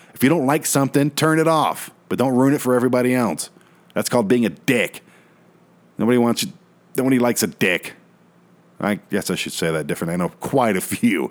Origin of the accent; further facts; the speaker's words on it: Michigan, United States; Michigan, my home state